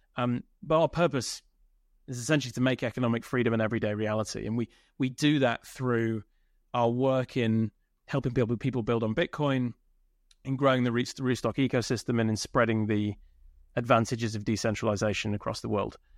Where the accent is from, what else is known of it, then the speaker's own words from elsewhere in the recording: United Kingdom; I'm British, uh, born in the U K.